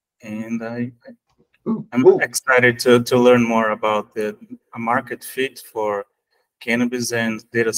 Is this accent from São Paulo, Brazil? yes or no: yes; São Paulo, Brazil; I am from Brazil, São Paulo.